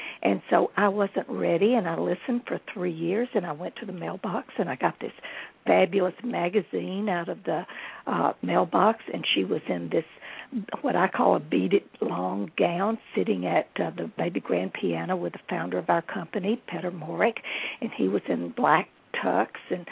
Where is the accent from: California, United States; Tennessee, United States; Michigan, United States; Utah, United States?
Tennessee, United States; Nashville; also born or lived in Houston, Texas / Los Angeles; I was born in Nashville